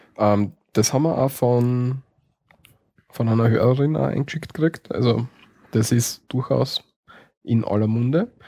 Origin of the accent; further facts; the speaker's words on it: Styria, Austria; bei uns in der Steiermark